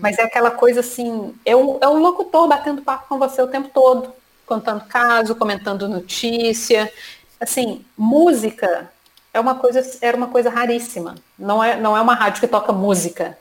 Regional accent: Minas Gerais, Brazil; moved away as an adult; now in Rio de Janeiro, Brazil; eu sou mineira, estou aqui no Rio já há 10 anos

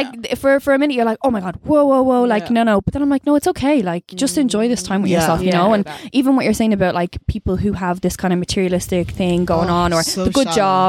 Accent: Dublin, Leinster, Ireland; I'm from Blanche, like, or Mulhuddart, whatever, whichever one you want to call it.

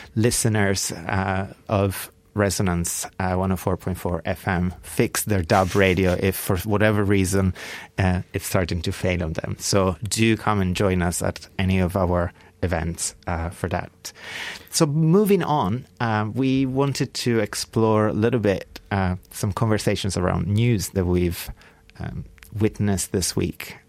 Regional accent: Bra, Piedmont, Italy; now in London, United Kingdom; my hometown of Bra, Italy

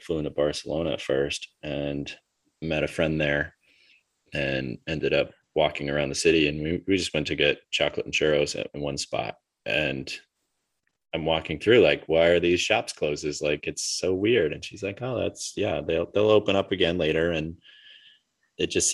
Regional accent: United States; as an American that travels a lot

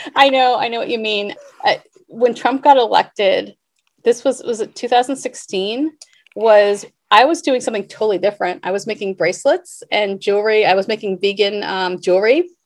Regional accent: Boston, Massachusetts, United States; moved away; also born or lived in New York / Cincinnati / Seattle; I grew up in Boston, I lived in New York, I lived in Cincinnati.

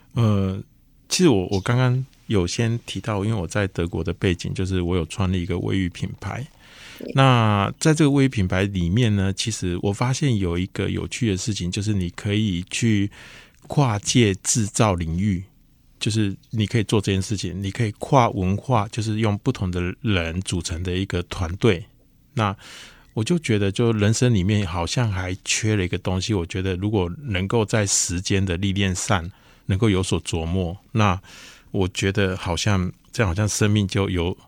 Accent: Lukang, Changhua County, Taiwan; 因为我出生的地方是在鹿港

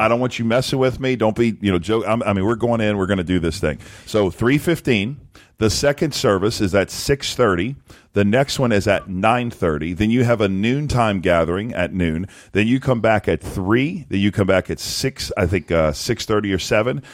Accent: South Louisiana, United States; I'm from South Louisiana. We ate fish all the time, and we love seafood.

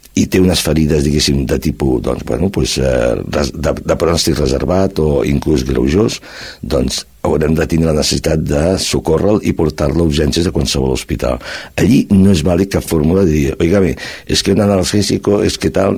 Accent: Barcelona, Catalonia, Spain; now in Cerdanyola del Vallès, Spain; estic aquí a Cerdanyola, eh, quasi bé sóc fill adoptiu, sóc de Barcelona, però fa molts anys que estic aquí

